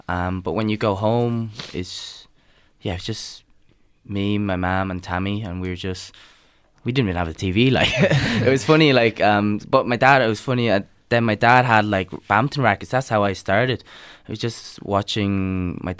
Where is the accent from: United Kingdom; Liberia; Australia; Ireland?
Ireland; also born or lived in Vietnam; me growing up in Ireland and on the western side of the earth